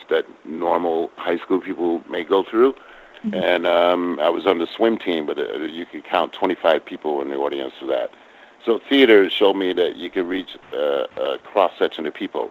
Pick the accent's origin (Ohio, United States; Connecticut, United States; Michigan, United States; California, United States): Connecticut, United States; I grew up in Connecticut